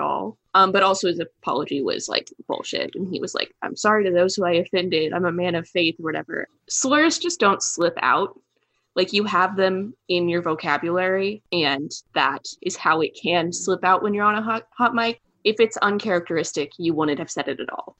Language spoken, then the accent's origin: English; Kansas City, United States; I'm from Kansas City